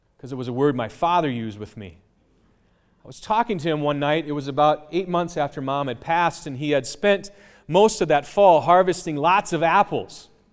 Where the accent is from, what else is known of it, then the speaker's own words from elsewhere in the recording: United States; I grew up near Menominee.